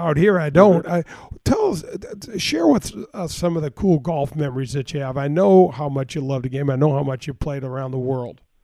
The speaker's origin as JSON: {"language": "English", "area": "North County", "region": "Missouri", "country": "United States", "tie": "born or raised there", "said": "I grew up in North County and I grew up as a caddy"}